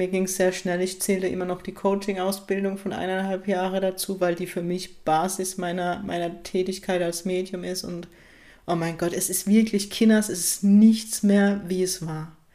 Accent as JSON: {"language": "German", "region": "Baden-Württemberg", "country": "Germany", "said": "Ich liebe es, meine Heimat, auch wenn ich den Norden genauso liebe, aber es ist gerade ein Geschenk, dass ich tatsächlich im Baden-Württemberg lebe, in der Kurpals"}